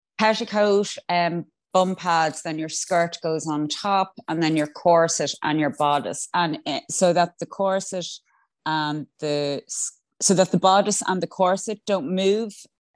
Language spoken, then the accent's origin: English; Ireland; I'm also Irish.